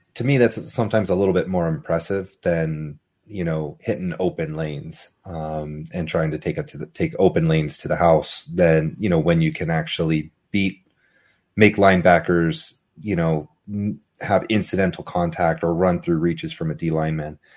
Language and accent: English; Fresno, California, United States; I'm, I'm a Fresno boy. I'm from Fresno